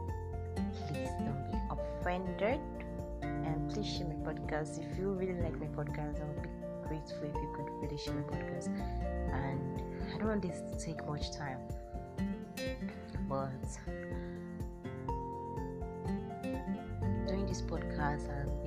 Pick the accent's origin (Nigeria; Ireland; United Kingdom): Nigeria; I'm a Nigerian girl